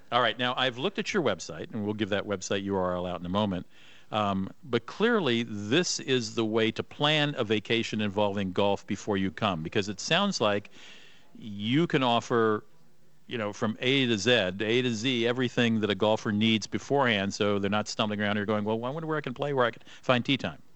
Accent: United States; I'm American

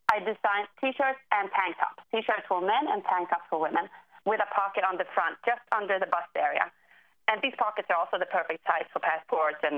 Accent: Sweden; now in Washington, D.C., United States; I'm from Sweden originally, but I live in D.C. right now.

